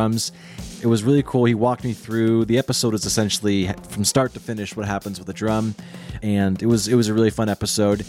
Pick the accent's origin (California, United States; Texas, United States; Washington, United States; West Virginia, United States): Washington, United States; Seattle; moved away as an adult; now in Los Angeles, United States; I was born and raised in the Seattle area, actually. And then I moved to LA in 2016